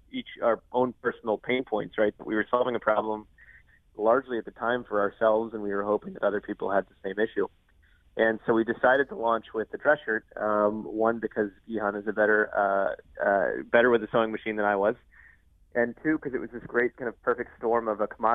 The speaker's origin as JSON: {"language": "English", "region": "Georgia", "country": "United States", "moved": "as an adult", "said": "I came from Georgia"}